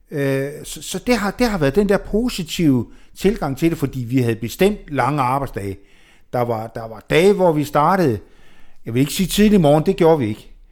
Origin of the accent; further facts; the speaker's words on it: Jutland, Denmark; Ja, og vi er